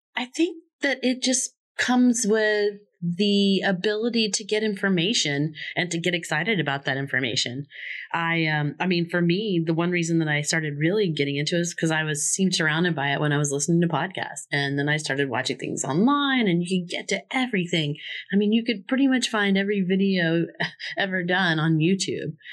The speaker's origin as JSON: {"language": "English", "region": "Florida", "country": "United States", "said": "I'm from Florida"}